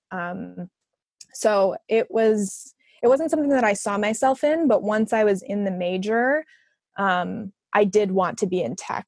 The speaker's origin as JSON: {"language": "English", "town": "Arlington Heights", "region": "Illinois", "country": "United States", "moved": "as an adult", "lives_now": "Chicago, United States", "said": "I'm originally from Arlington Heights, but I've been in Chicago for the last eight or so"}